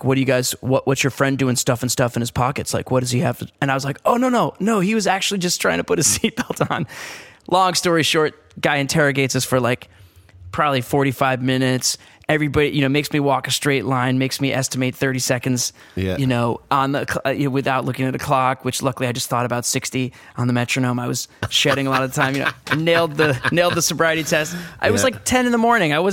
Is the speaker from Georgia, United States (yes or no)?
no; Long Island, New York, United States; I grew up on Long Island.